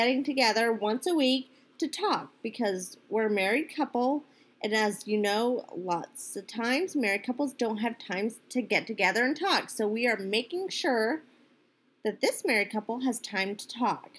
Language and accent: English; Northeast, United States; moved away as an adult; now in Florida, United States; I'm originally from the Northeast.